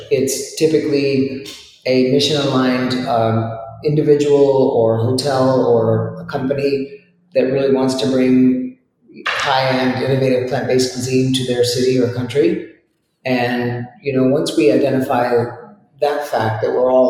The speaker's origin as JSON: {"language": "English", "region": "Maine", "country": "United States", "tie": "born or raised there", "said": "I love potatoes. I grew up in Maine."}